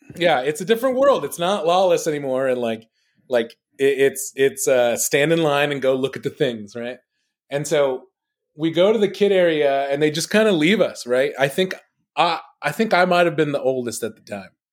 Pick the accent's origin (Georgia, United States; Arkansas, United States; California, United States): California, United States; Los Angeles; I grew up in Los Angeles